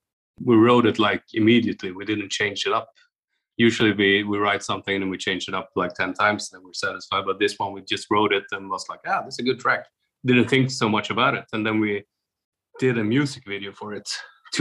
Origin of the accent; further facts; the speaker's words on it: Sweden; now in Oslo, Norway; me and Lisa are Swedish